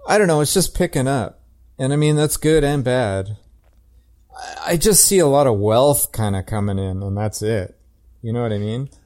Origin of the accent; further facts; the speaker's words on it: Calgary, Alberta, Canada; I'm from, I grew up in Calgary